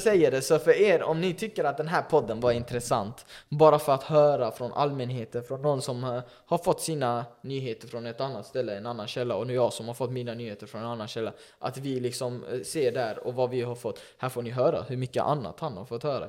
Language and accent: Swedish; Sweden; nu lever jag i Sverige som invandrare, som flykting, kom mm. hit när jag var fyra